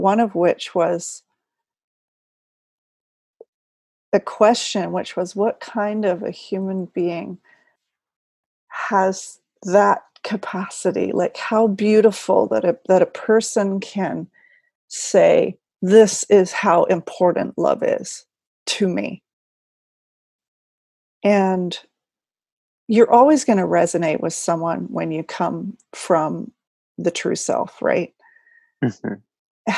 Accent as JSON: {"language": "English", "country": "New Zealand", "said": "My home country."}